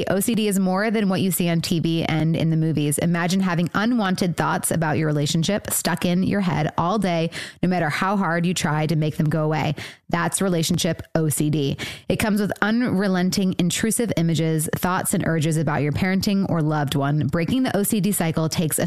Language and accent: English; 45 minutes northeast of Detroit, Michigan, United States; I was born in that area, but I was raised like 45 minutes northeast of Detroit